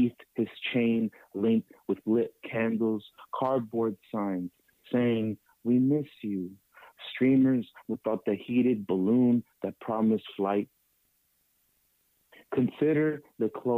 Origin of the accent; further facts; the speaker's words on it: East Palo Alto, California, United States; growing up in East Palo Alto